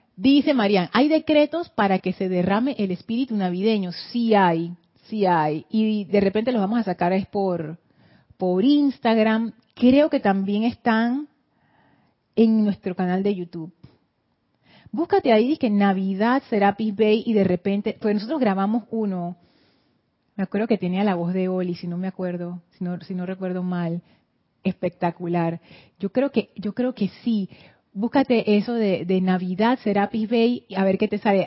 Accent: Panama; en Panamá nosotros no nos hacemos lío con las fiestas de otros países

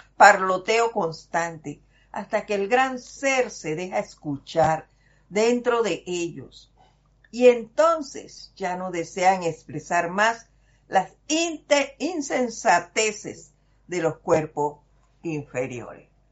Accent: Panama; Los panameños sí, somos cascaritas de fuego

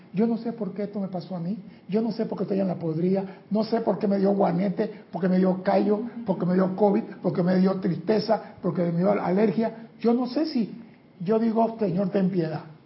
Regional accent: Panama; mi país

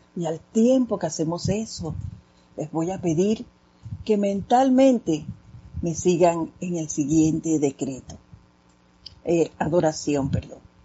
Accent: Panama; hablando así como, como panameños machacados

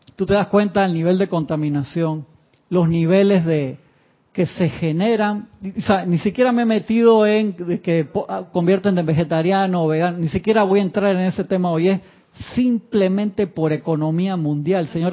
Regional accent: Uruguay; moved away; yo nací en Uruguay

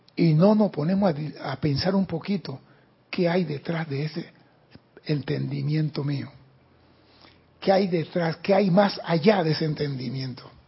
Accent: Panama; soy panameño

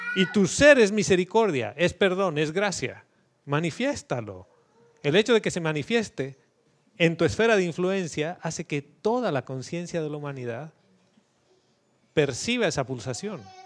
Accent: Bolivia; moved away as an adult; yo cuando salí de Bolivia hace 11 años pensé que iba a volver en uno y llevo 11 fuera

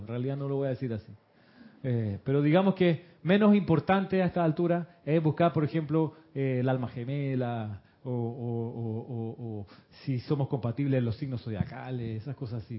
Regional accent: Moscow, Russia; Yo nací en Moscú.

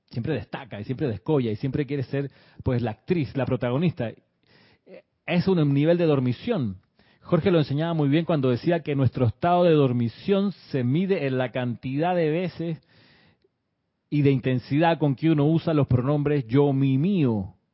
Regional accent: Chile; accent: Chilean; la persona escuchaba mi acento chileno, hoy no es tan chileno, según me, decía una persona, pero bueno, en ese entonces, muchos años atrás, mi acento era más obviamente chileno.

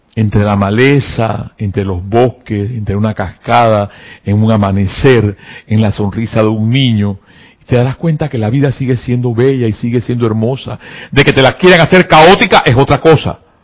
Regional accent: Panama; me dio dolor como panameño

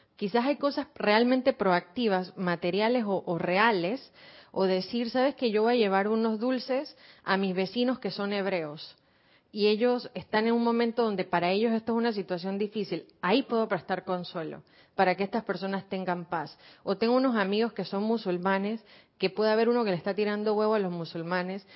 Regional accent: Argentina; also born or lived in Buenos Aires; now in Panama; Yo como argentina, que estuve en Buenos Aires en un colegio judío

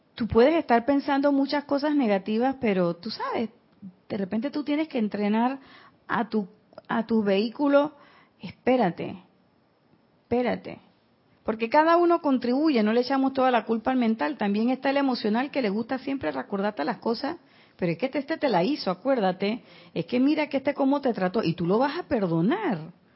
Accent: Panama; yo soy de pueblo

